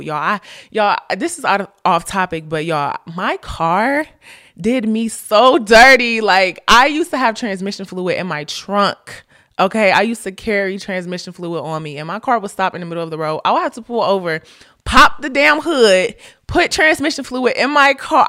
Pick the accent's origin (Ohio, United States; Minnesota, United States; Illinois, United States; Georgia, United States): Ohio, United States; moved away as an adult; also born or lived in Florida; I went to Florida, I'm from Ohio.